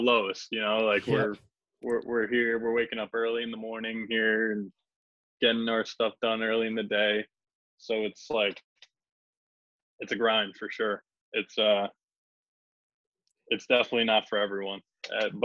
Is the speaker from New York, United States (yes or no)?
yes; Long Island, New York, United States; also born or lived in Tampa, Florida; I'm from Long Island, New York